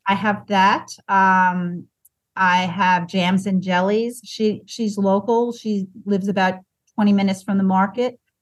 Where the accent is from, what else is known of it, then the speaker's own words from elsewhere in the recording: Long Island, New York, United States; also born or lived in Bucks County, Pennsylvania; now in Virginia, United States; growing up on Long Island